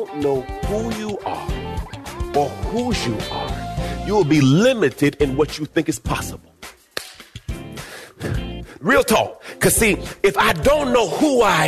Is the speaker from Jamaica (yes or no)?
yes; Jamaica; I was born in Jamaica.